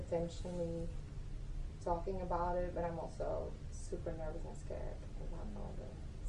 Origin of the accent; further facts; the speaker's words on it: Belgium; moved away; I'm from Belgium